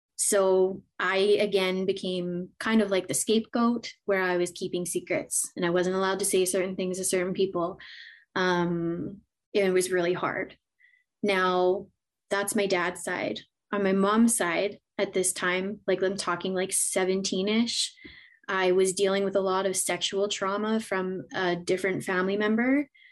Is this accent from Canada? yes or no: yes; Edmonton, Alberta, Canada; born and raised in Edmonton, Alberta, Canada. I'm still here